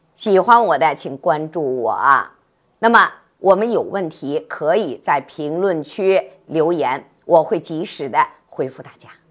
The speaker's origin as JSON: {"language": "Chinese", "country": "China", "said": "咱们中国人呢是合餐共餐"}